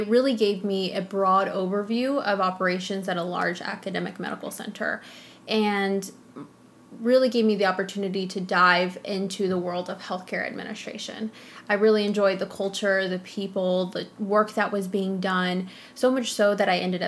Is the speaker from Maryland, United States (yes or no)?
no; Mason, Texas, United States; also born or lived in Austin, Texas; I grew up in a small town called Mason